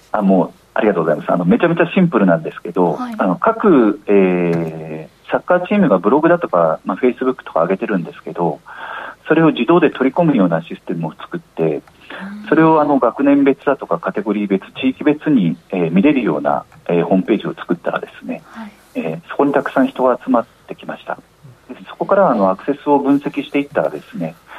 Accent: Fukuoka, Japan; 地元福岡

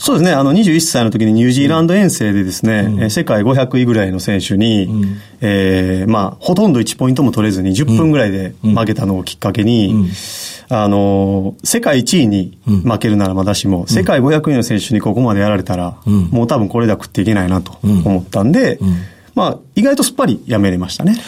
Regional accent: Hyogo, Japan; 兵庫県です

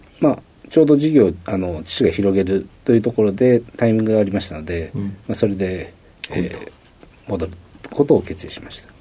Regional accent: Kitakyushu, Fukuoka, Japan; 福岡県あの北九州市小倉でございます

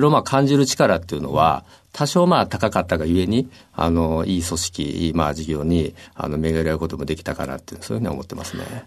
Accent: Osaka, Japan; moved away as an adult; now in Tokyo, Japan; もともと大阪出身なんですが

